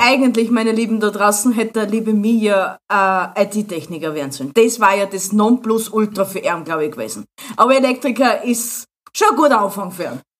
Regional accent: Austria; als Österreicher

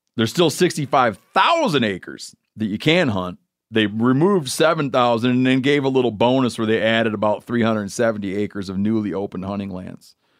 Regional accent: Michigan, United States; my home state of Michigan

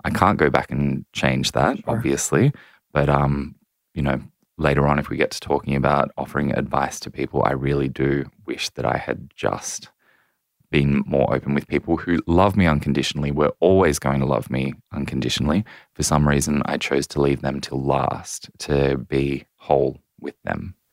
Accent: Central Coast, New South Wales, Australia; I grew up on the central coast of New South Wales

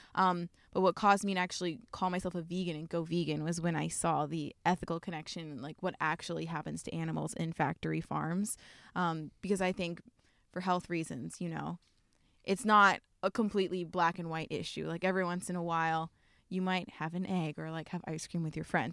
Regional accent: Columbia, Maryland, United States; moved away as an adult; also born or lived in Pittsburgh / Miami; now in Portland, United States; I grew up in Columbia, Maryland, which is like 15 minutes outside of Baltimore

